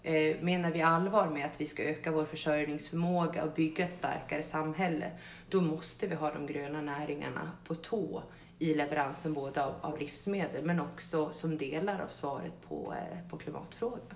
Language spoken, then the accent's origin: Swedish; Gotland, Sweden; mig som gotlänning